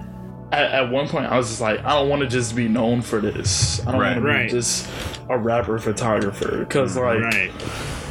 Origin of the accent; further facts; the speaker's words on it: New Orleans, Louisiana, United States; now in Houston, United States; I am from New Orleans